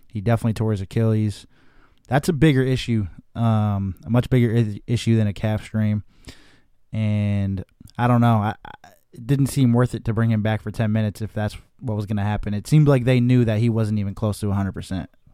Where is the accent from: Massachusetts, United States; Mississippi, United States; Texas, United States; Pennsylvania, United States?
Massachusetts, United States; Chicopee; now in Los Angeles, United States; I'm in Chicopee, Massachusetts, my hometown, in my basement